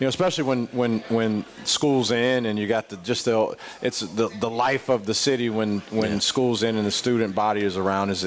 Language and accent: English; Midwest, United States; also born or lived in Madison, Wisconsin / Ohio; now in Columbia, United States; I'm from the Midwest originally